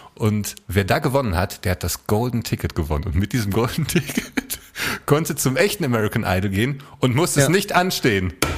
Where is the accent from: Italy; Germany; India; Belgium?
Germany; Essen, North Rhine-Westphalia; meiner Heimatstadt Essen